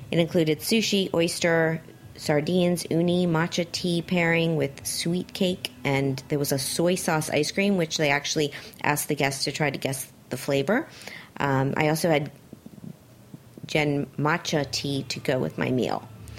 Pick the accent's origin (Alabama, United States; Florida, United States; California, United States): Florida, United States; Miami; moved away; I was in Miami, because it's my hometown. I visit a lot